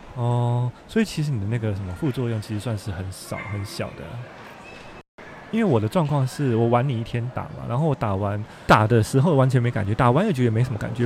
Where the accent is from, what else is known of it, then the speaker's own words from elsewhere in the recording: Taiwan; now in Japan; 我们台湾人